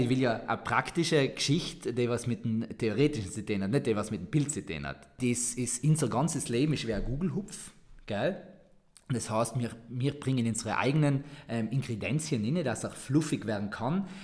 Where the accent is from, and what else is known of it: Sarntal, Trentino-Alto Adige, Italy; accent: Sarntal dialect